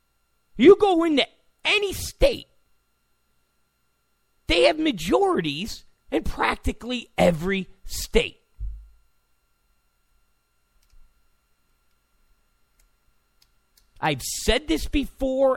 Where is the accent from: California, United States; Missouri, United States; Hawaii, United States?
California, United States; I'm from California